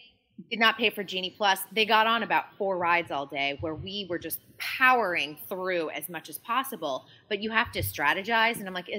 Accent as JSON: {"language": "English", "region": "Massachusetts", "country": "United States", "tie": "born or raised there", "said": "because I grew up in Massachusetts. We went down to Disney almost once a year, at least for a week's vacation, because it was really affordable at the time."}